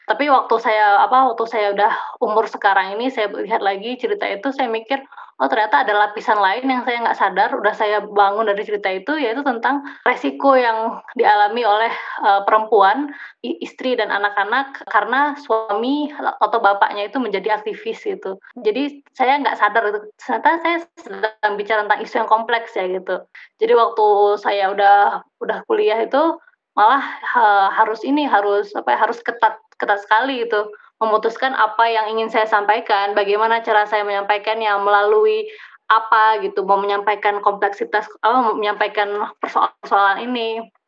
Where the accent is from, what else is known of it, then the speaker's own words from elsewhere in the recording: Banda Aceh, Aceh, Indonesia; also born or lived in Leiden; now in Bandung, Indonesia; saya lahir di Aceh, eh, dan saya otomatis menjadi orang Aceh